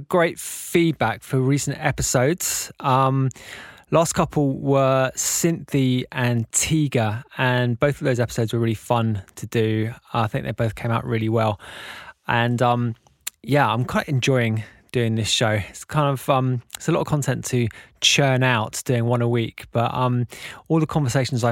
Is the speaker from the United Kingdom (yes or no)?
yes; London, United Kingdom; we're both from London